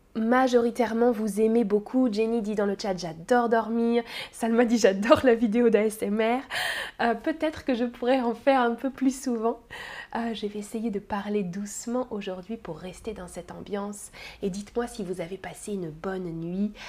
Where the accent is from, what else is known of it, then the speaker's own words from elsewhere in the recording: France; je suis française.